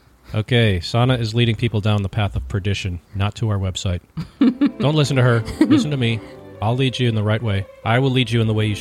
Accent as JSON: {"language": "English", "region": "Minnesota", "country": "United States", "tie": "born or raised there", "also_born_or_lived": "Virginia", "moved": "yes", "said": "Growing up in Minnesota"}